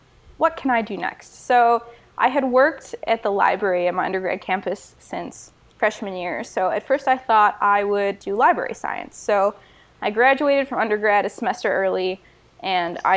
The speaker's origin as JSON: {"language": "English", "region": "Michigan", "country": "United States", "said": "I decided I would go to Michigan because I'm from Michigan and I could get in-state"}